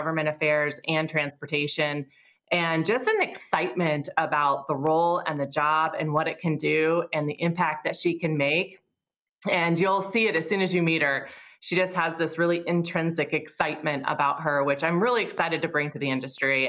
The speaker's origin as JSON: {"language": "English", "region": "Iowa", "country": "United States", "tie": "born or raised there", "moved": "as an adult", "lives_now": "Seaford, United States", "said": "I grew up in Iowa, so it's a lot like Delaware"}